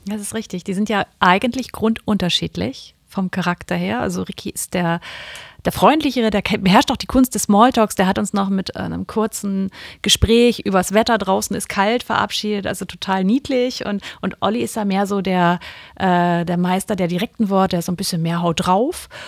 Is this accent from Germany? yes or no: yes; Kiel, Schleswig-Holstein, Germany; ist ja irgendwie auch ein bisschen meine Heimatstadt